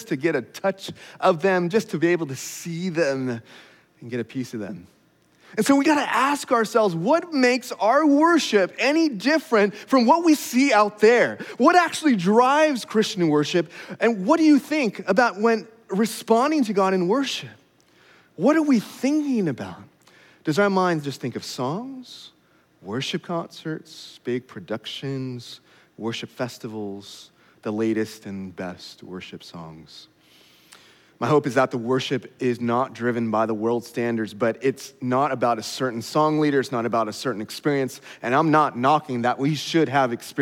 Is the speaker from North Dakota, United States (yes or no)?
no; California, United States; moved away; I'm a Californian